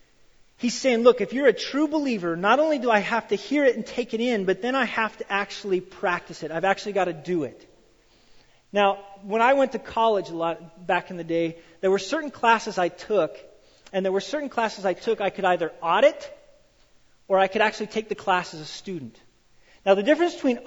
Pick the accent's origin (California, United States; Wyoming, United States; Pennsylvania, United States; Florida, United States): Wyoming, United States; I grew up in Wyoming and I grew up on a farm